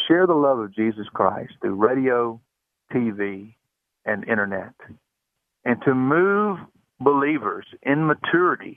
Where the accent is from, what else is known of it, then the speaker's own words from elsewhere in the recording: Memphis, Tennessee, United States; I grew up right here in Memphis, Tennessee